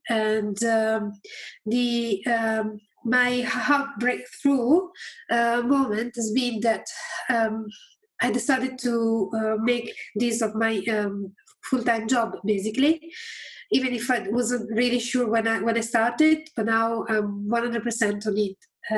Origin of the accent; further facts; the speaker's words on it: Reading, South East England, United Kingdom; like Richard just said. I'm from Reading.